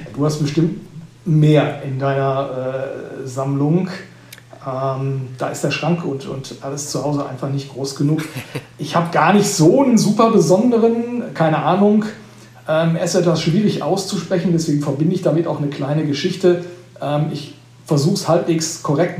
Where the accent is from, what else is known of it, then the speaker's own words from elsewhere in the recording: Sauerland, North Rhine-Westphalia, Germany; moved away; also born or lived in Allgäu; Also ich komme gebürtig aus dem, aus dem Sauerland